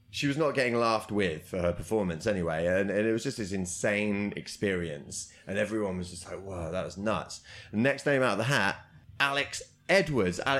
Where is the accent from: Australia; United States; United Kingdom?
United Kingdom; We're British.